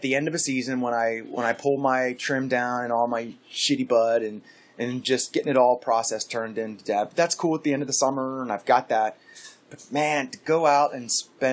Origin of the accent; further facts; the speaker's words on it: Pennsylvania, United States; now in Alaska, United States; I grew up in Pennsylvania